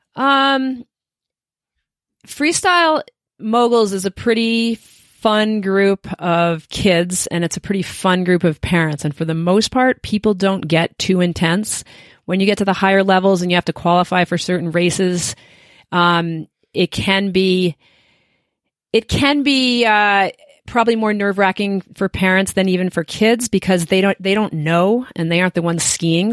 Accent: Williston, Vermont, United States; moved away as an adult; now in Steamboat Springs, United States; I grew up in Williston, Vermont, which is right outside of Burlington, Vermont

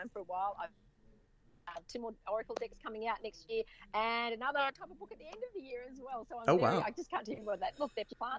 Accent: Sydney, New South Wales, Australia; also born or lived in Central Tablelands, New South Wales / California; now in Central Coast, Australia; I'm originally from Sydney area. My parents moved to a place called the Central Tablelands of New South Wales

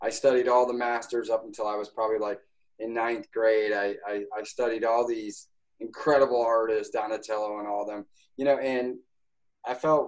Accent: Schenectady, New York, United States; I'm from Schenectady, New York.

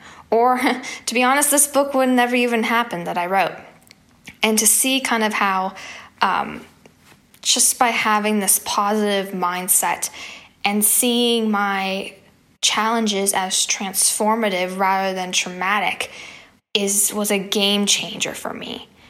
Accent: Pittsburgh, Pennsylvania, United States; in my hometown of Pittsburgh, Pennsylvania.

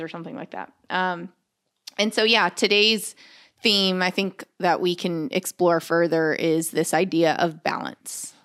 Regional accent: Corpus Christi, Texas, United States; also born or lived in Los Angeles, California; now in Austin, United States; We're from Corpus Christi

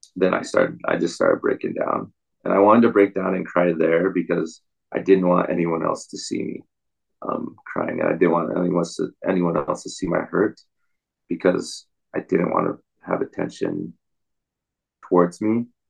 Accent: Provo, Utah, United States; also born or lived in Salt Lake City, Utah / Bountiful, Utah; I grew up in in Utah County, um, Provo, Orem area, and then moved around a lot, Salt Lake. Um, ended up in in Salt Lake, a bountiful area.

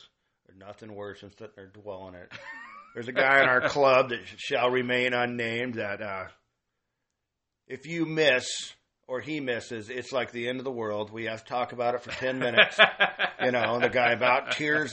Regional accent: Grass Valley, California, United States; I grew up in Grass Valley

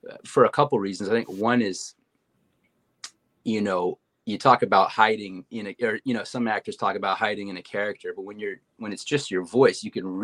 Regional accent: Montreal, Quebec, Canada; moved away as an adult; now in United States; I was born in Montreal, Canada, into a musical family. My mom was a musician. Uh, my father was a businessman, but the music kind of dominated our family. Uh, I uh, I was born and raised here.

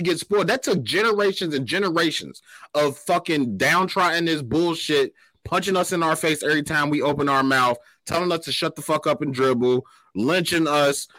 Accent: United States; This is my country. My ancestors might be from Africa. I am American

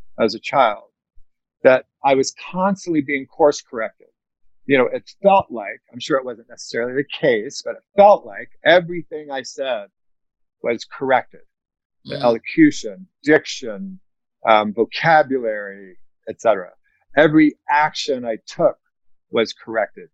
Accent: the South, United States; I grew up in the South

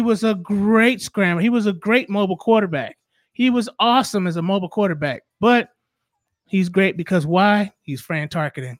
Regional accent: Southern California, United States; I grew up in Southern California, right down the street from the Coliseum where the Raiders play

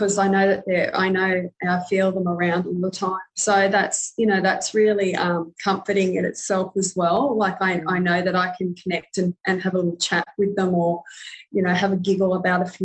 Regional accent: Alice Springs, Northern Territory, Australia; I grew up in Alice Springs, which is Central Australia

